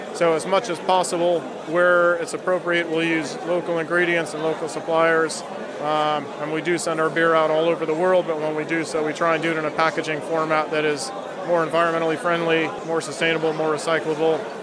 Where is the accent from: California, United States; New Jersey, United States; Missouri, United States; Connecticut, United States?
California, United States; moved away as an adult; also born or lived in Somerset; now in Bristol, United Kingdom; I'm from California originally